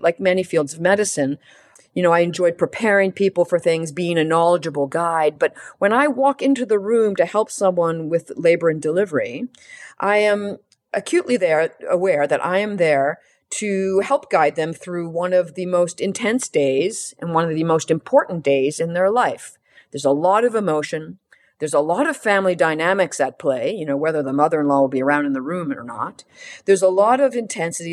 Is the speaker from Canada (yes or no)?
yes; Canada; as a Canadian